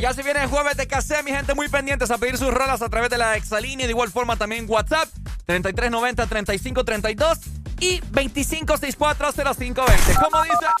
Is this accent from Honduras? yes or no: yes; Honduras; Capital industrial de mi querido país Honduras